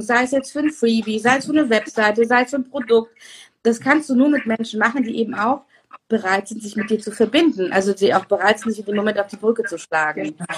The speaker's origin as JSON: {"language": "German", "country": "Turkey", "said": "als Türkin"}